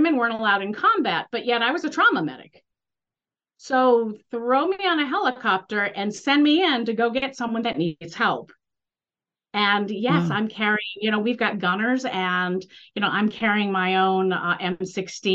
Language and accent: English; Northeast, United States; I'm from the Northeast